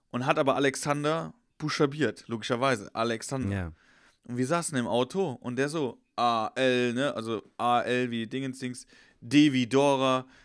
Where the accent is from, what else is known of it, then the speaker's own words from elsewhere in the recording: Horhausen, Rhineland-Palatinate, Germany; Ich bin in Horhausen, in Schwester, jetzt kennst du ja auch, in meiner Heimat